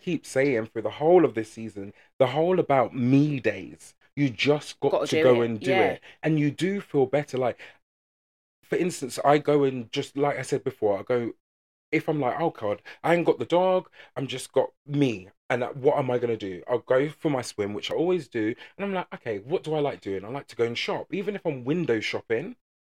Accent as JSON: {"language": "English", "region": "England", "country": "United Kingdom", "said": "because we're so English, people don't approach people"}